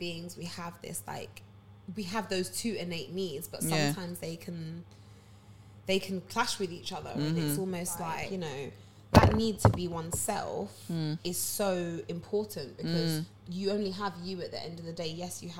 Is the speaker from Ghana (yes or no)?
yes; Ghana